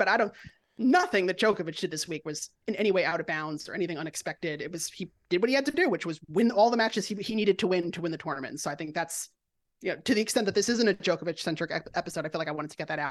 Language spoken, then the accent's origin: English; Long Island, New York, United States; I'm from Long Island. We do the same.